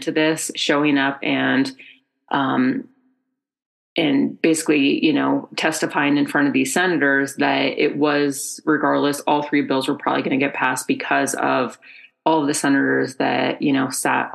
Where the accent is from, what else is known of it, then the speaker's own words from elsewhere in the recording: Colorado, United States; I'm from Colorado, I'm a native